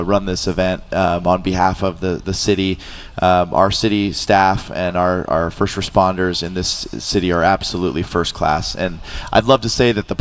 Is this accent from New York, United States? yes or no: no; Huntington Beach, California, United States; I grew up here in Huntington Beach